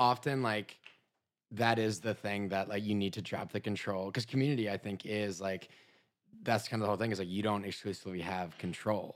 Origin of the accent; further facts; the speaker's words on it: Minnesota, United States; moved away as an adult; also born or lived in Chicago; originally I'm from Minnesota